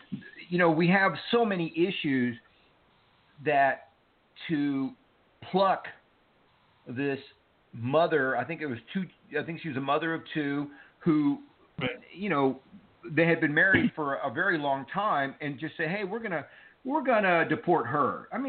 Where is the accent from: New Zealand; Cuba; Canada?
Cuba; now in United States; listen, I am an immigrant. My family and I came here from Cuba, and we were lucky.